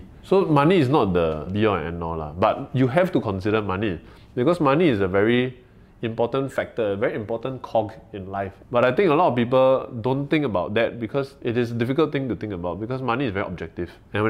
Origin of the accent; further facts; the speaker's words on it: Singapore; we are very Singaporean in the way that we talk about the issues